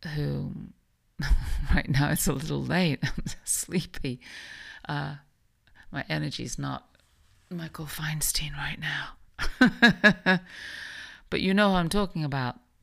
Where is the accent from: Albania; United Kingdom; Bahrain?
United Kingdom; England; also born or lived in New York; now in Palm Beach, United States; I grew up in England.